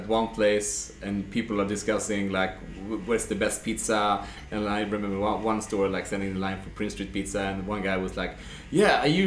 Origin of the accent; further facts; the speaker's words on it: Stockholm, Stockholm County, Sweden; I went to school here in Södermalm